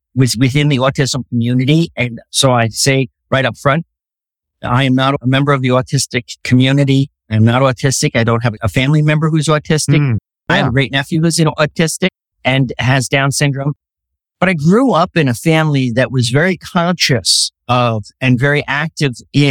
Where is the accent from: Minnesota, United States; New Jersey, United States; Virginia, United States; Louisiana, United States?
New Jersey, United States; Monmouth County; also born or lived in Scranton, Pennsylvania; I grew up in Monmouth County, New Jersey